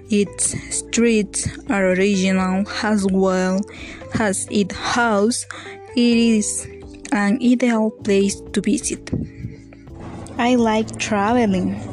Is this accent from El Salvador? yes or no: yes; El Salvador; English is a second language; also born or lived in Ilopango; I'm from El Salvador. I live in Ilopango. I'm 19 years old. My birthday is on August 22nd.